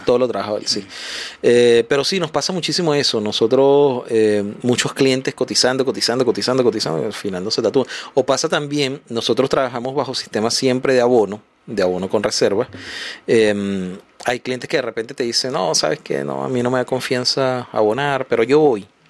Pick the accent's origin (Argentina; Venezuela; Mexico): Venezuela; moved away as an adult; now in Chile; porque soy venezolano, yo entré aquí hace siete años